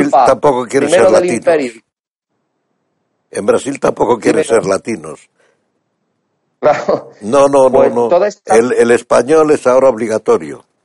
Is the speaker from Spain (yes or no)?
yes; Spain; me avergüenza como español directamente. Todos los españoles, cuidado, todos los españoles.